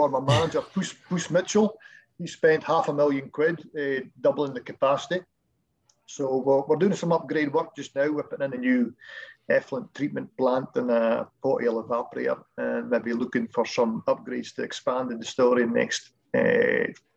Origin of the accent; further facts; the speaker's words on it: Keith, Scotland, United Kingdom; came down to Keith in my hometown